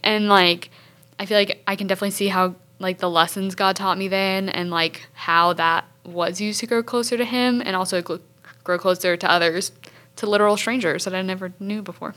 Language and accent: English; Hartsville, South Carolina, United States; I'm a junior communications major from Hartsville, South Carolina